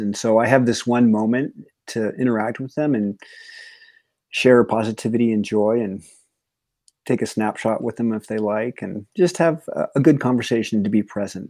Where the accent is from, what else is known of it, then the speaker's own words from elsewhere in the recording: Yosemite area, Northern California, United States; I'm from Northern California, the Yosemite area